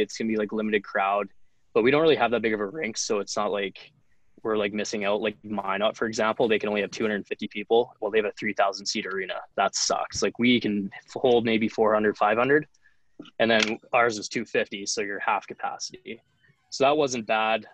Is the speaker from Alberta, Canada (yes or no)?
yes; Lethbridge, Alberta, Canada; moved away as an adult; also born or lived in Camrose, Alberta; now in Jamestown, United States; played um, midget in my hometown of lethbridge alberta